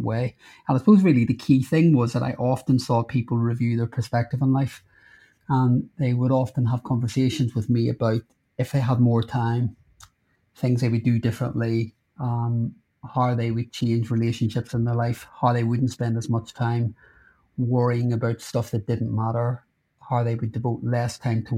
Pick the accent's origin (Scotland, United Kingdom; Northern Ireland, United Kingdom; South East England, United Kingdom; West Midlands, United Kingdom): Northern Ireland, United Kingdom; now in London, United Kingdom; I grew up in Northern Ireland during the Troubles, when there was a lot of riots and bombs.